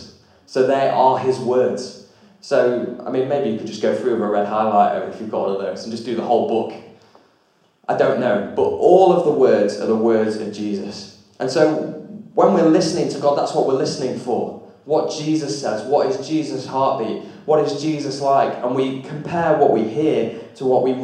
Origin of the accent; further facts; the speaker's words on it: Lancashire, North West England, United Kingdom; moved away as an adult; now in Derbyshire, United Kingdom; If I go back to Lancashire, the homeland